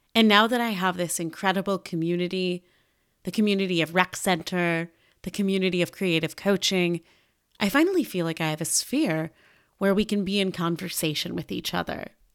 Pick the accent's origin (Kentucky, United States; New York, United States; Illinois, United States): Illinois, United States; Chicago; I grew up in Chicago, Illinois, to the aforementioned Jewish-Italian household